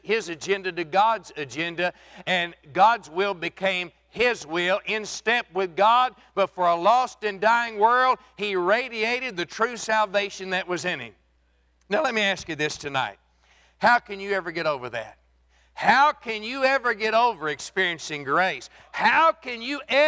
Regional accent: Texas Panhandle, United States; I was born and raised in the Texas Panhandle

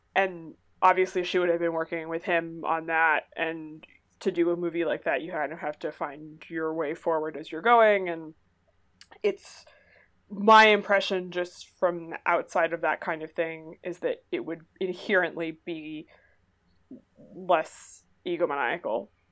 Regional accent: Massachusetts, United States; I am from Massachusetts

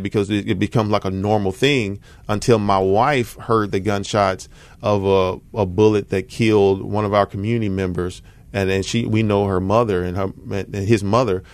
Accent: Southaven, Mississippi, United States; moved away as an adult; now in Memphis, United States; I grew up in North Mississippi, so, uh, the Mid-South area, but I'm from South Haven, born and raised

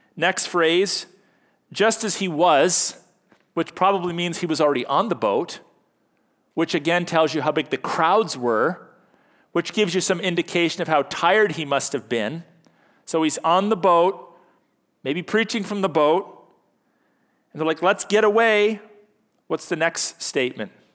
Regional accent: Canada; happy one hundred fiftieth birthday to our country. You know, as, as Canadian Christians

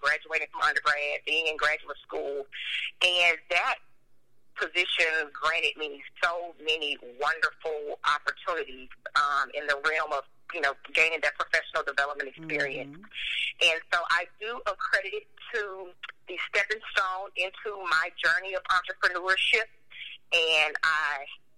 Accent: Memphis, Tennessee, United States; I grew up in East Memphis, proud graduate of Kirby High School, class of 01.

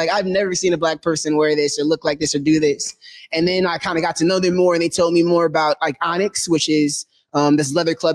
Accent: Detroit, Michigan, United States; moved away; I'm from Detroit, Michigan.

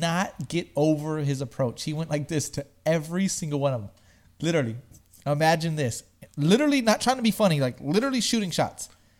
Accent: Smithville, United States; I'm from Smithville.

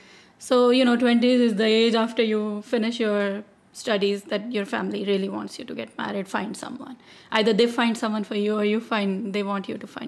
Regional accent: Lahore, Punjab, Pakistan; now in Seattle, United States; I grew up in Pakistan. I've spent most of the time in Lahore.

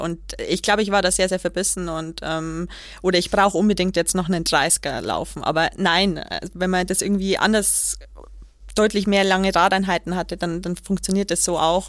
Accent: Kelheim, Bavaria, Germany; ist ja mein, meine Heimatstadt. Ähm, ich komme ja aus Kehlheim

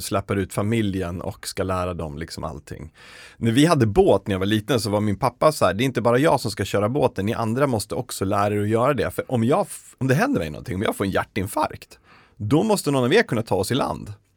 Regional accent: Uppsala, Uppsala County, Sweden; Jag är från Uppsala

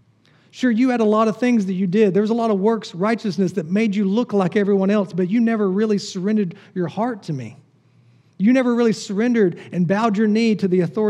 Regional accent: the South, United States; I grew up in the South

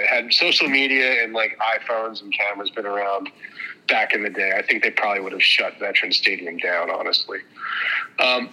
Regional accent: on the Delaware River, about 40 miles south of Easton, Pennsylvania, United States; Easton, Pennsylvania, which is like 40 miles north of where I grew up on the Delaware River

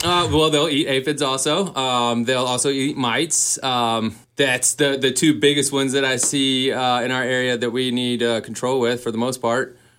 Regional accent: Boone, North Carolina, United States; moved away as an adult; also born or lived in Asheville, North Carolina; now in Kalispell, United States; I'm from Boone, North Carolina, born and raised

